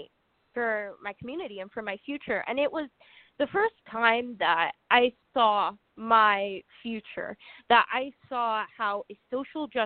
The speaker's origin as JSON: {"language": "English", "area": "San Francisco Bay Area", "region": "California", "country": "United States", "tie": "born or raised there", "said": "I grew up in California in a very progressive state, a very progressive town."}